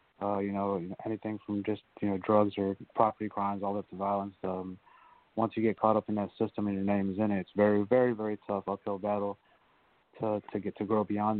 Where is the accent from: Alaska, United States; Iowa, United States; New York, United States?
New York, United States; Bronx; born there; Yes, sir. I was born in the Bronx. Kind of lived all over from there.